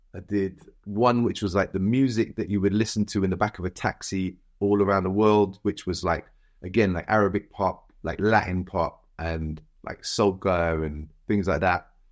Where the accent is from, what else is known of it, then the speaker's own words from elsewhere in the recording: Cardiff, Wales, United Kingdom; moved away; also born or lived in Birmingham; growing up in Cardiff